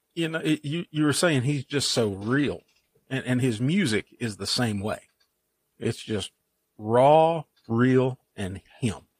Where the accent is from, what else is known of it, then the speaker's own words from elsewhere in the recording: Eastern Kentucky, United States; I'm an Eastern Kentucky guy.